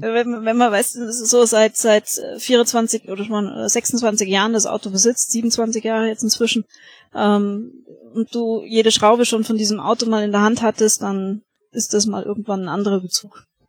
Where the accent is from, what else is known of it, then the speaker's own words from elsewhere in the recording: Augsburg, Bavaria, Germany; bei uns in Augsburg